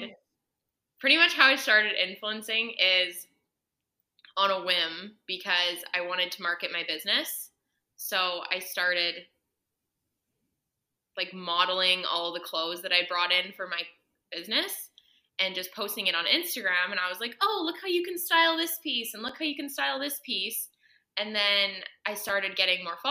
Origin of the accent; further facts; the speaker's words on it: Edmonton, Alberta, Canada; moved away as an adult; now in Kelowna, Canada; I'm originally from Edmonton, Alberta